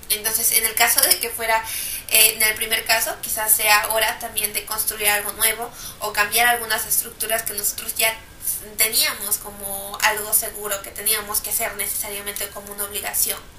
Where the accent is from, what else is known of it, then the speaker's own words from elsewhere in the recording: Peru; en mi país, en Perú